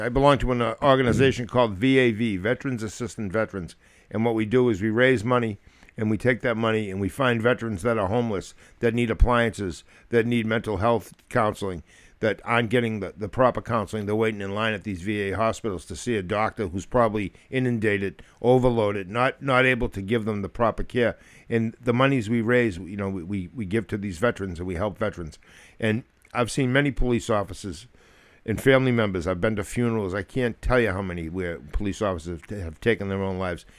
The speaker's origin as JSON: {"language": "English", "area": "near New Hampshire", "region": "Massachusetts", "country": "United States", "tie": "born or raised there", "also_born_or_lived": "Germany", "said": "My hometown is so close to New Hampshire"}